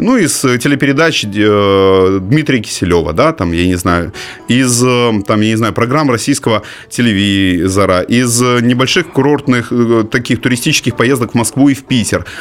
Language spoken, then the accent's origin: Russian; Simferopol, Crimea, Ukraine; moved away as an adult; Симферополь – это город, у которого есть монополия на мои детские воспоминания